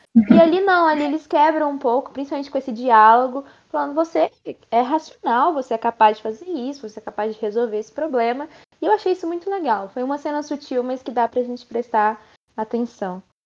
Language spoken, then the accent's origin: Portuguese; Brazil; Nós somos brasileiros